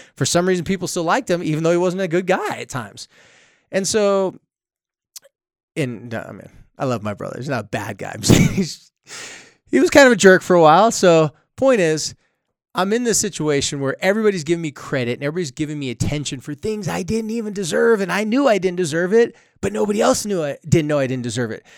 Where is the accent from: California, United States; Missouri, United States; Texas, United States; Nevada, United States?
California, United States; San Diego; moved away as an adult; now in Utah, United States; I'm from San Diego